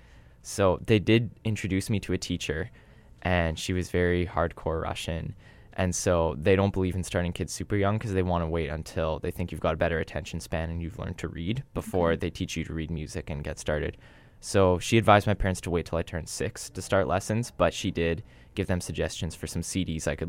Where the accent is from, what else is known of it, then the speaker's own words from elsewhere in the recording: Thunder Bay, Ontario, Canada; now in Winnipeg, Canada; growing up in Thunder Bay, not in Winnipeg